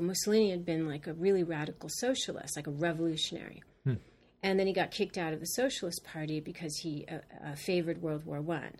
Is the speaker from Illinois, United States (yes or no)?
no; Los Angeles, California, United States; now in New York, United States; I grew up in California